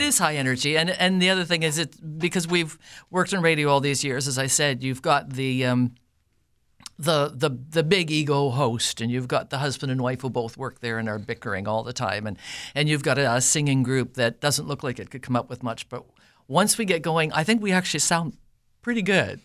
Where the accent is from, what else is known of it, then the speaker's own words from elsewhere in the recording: Winkler, Manitoba, Canada; also born or lived in Altona, Manitoba; I was born in Altona, grew up in the Winkler area, went to high school here.